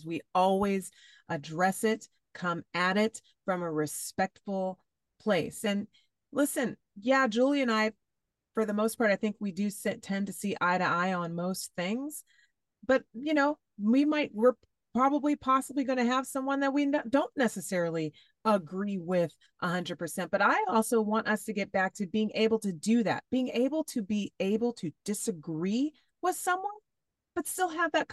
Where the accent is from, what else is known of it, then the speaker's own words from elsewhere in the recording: Fresno, California, United States; my hometown, Fresno, California